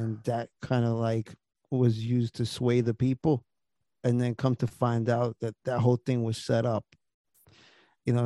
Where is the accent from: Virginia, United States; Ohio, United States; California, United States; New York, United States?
New York, United States; I'm from New York.